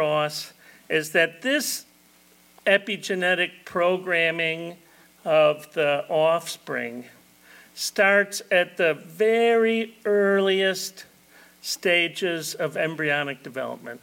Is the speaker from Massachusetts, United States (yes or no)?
no; Illinois, United States; moved away as an adult; now in Florida, United States; I've been in Florida 38 years, but I'm originally from Illinois